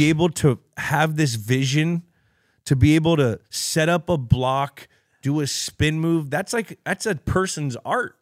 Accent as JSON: {"language": "English", "area": "Bay Area", "region": "California", "country": "United States", "said": "I'm from the Bay Area"}